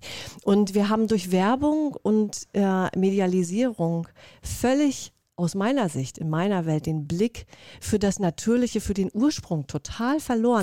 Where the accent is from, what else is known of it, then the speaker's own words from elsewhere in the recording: Mecklenburg-Vorpommern, Germany; moved away; also born or lived in Berlin; ich komme aus Mecklenburg-Vorpommern, ja von der wunderschönen Ostsee, bin ein Ostseekind